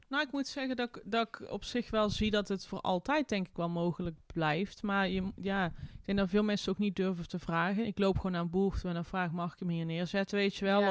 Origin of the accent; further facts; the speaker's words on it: Tilburg, North Brabant, Netherlands; moved away as an adult; mijn thuisstad Tilburg